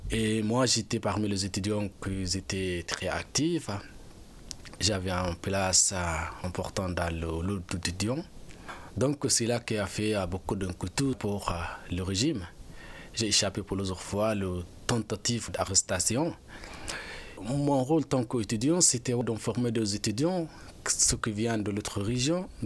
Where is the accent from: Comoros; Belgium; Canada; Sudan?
Sudan; moved away as an adult; now in France; je suis parti du Soudan et je suis arrivé en France. En arrivant en France, j'ai déposé une demande pour avoir le statut de réfugié.